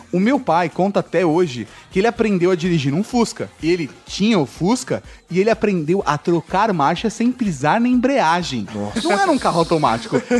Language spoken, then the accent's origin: Portuguese; Maringá, Paraná, Brazil; sou de Maringá, no Paraná.